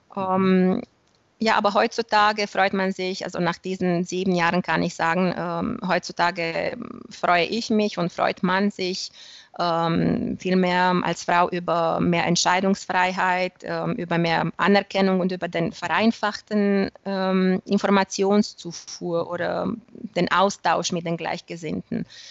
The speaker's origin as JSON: {"language": "German", "country": "Romania", "also_born_or_lived": "Germany", "said": "ich habe ähm, der erste rumänische Reisebüro in der Fliegenfischeszene gegründet"}